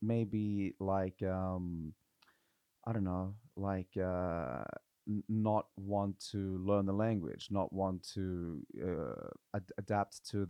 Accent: Australia; now in Norway; it was difficult to come over as an Australian.

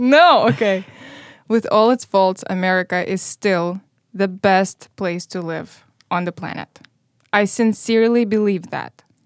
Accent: Moldova; English is a second language; moved away as an adult; now in Chicago, United States; I grew up in Moldova

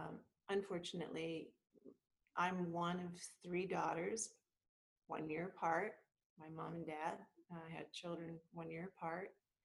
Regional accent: Vancouver, British Columbia, Canada; I was born in Vancouver, British Columbia, Canada, and blessed. I had the two most incredible parents ever. And my parents are Portuguese. They immigrated to Canada

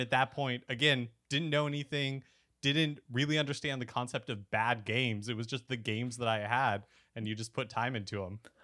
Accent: Bakersfield, California, United States; also born or lived in Salt Lake City, Utah; we moved to like Central California when I was six.

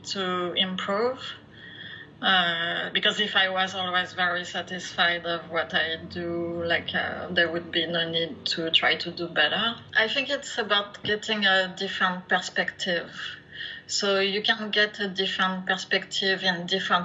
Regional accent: France; English is a second language; moved away as an adult; now in Canada; I am originally from France, as you can hear, probably. I've been living in Canada for the last 20 plus years

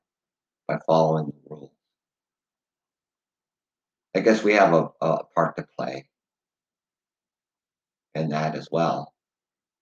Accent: London, Ontario, Canada; I am from London, Ontario, Canada.

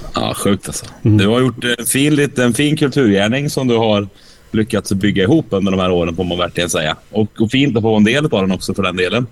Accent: Åmål, Västra Götaland, Sweden; Åmål, där jag kommer ifrån

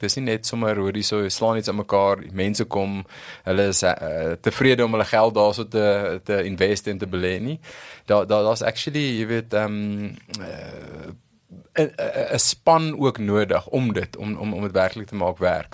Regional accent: Pretoria, Gauteng, South Africa; groot geword in Waterkloof, eh, 'n uh, broer, 'n suster, so 'n regte Pretoria storie

